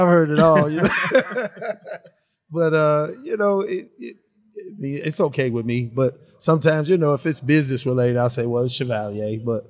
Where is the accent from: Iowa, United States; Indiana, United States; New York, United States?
Indiana, United States; Gary; now in Dallas, United States; Gary, Indiana.